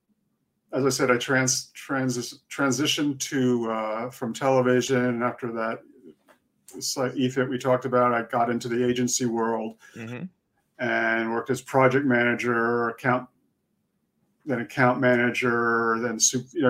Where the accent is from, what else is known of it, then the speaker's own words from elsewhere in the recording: Connecticut, United States; moved away as an adult; also born or lived in Boston, United States / France; now in New York City, United States; My parents are Swiss, so I'm a Swiss citizen, but I was raised in Connecticut.